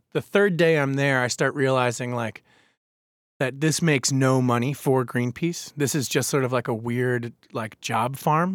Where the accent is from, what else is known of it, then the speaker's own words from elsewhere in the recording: Babylon, New York, United States; now in Baltimore, United States; I grew up in Babylon, Long Island